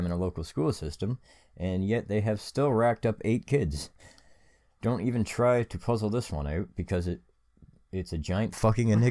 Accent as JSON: {"language": "English", "country": "Canada", "said": "we're Canadian"}